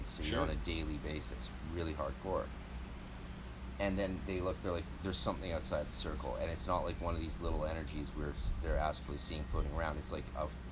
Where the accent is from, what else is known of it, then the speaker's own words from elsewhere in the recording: British Columbia, Canada; I'm Canadian.